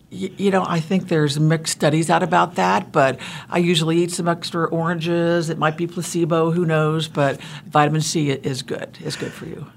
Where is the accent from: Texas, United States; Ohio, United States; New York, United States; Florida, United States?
Ohio, United States; also born or lived in Kansas; now in Wichita, United States; originally I'm from Ohio